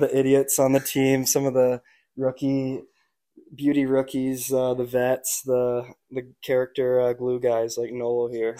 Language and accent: English; Nanaimo, British Columbia, Canada; local kid out in Nanaimo played three years junior hockey, uh, just on the island. I played in Nanaimo my whole life